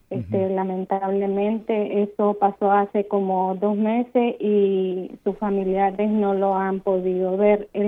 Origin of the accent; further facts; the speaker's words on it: Nicaragua; now in Florida, United States; Yo soy nicaragüense, pero estoy en la Florida.